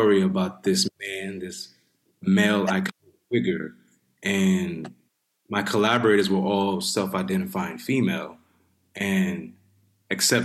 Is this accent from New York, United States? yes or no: yes; New York City, New York, United States; I grew up in New York City, grew up in the Bronx.